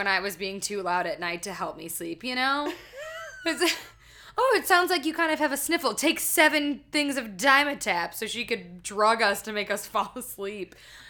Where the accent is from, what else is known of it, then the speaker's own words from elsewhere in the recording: United States; We are American.